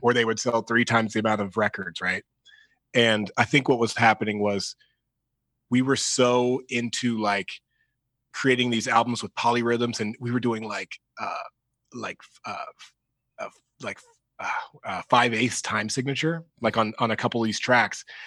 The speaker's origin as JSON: {"language": "English", "town": "Dayton", "region": "Ohio", "country": "United States", "said": "we're from Dayton, Ohio."}